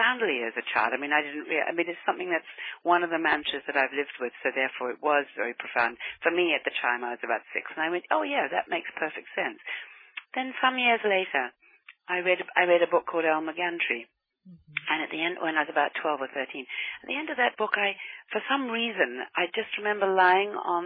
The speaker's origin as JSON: {"language": "English", "country": "New Zealand", "tie": "born or raised there", "said": "I grew up in New Zealand"}